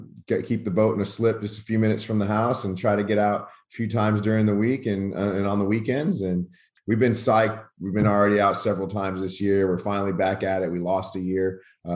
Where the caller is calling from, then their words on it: Rockwall, Texas, United States; Out of Rockwall, Texas, about 45 minutes outside of DFW